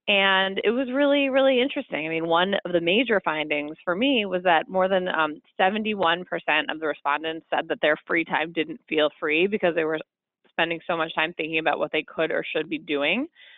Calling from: Chicago, Illinois, United States; I'm calling from Chicago.

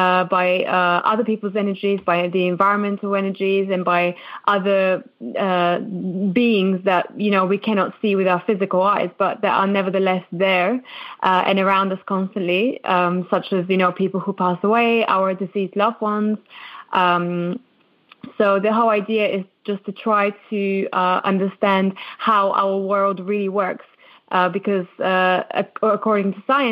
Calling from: London, United Kingdom; I'm actually calling from London, from the UK. So quite a far away from you guys.

